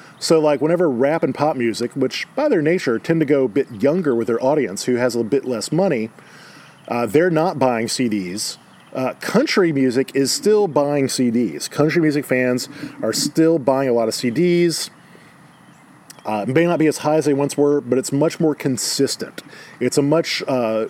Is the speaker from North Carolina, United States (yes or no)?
no; Baton Rouge, Louisiana, United States; Growing up in Baton Rouge